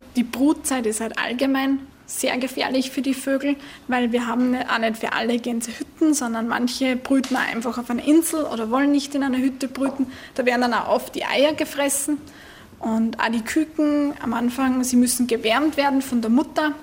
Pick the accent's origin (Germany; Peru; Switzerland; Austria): Austria; bei uns in Österreich